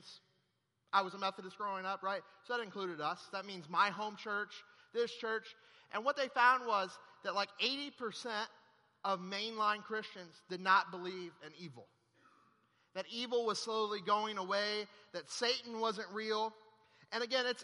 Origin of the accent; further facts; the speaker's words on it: Florida, United States; also born or lived in Monroe, Louisiana; I flew back home here to Florida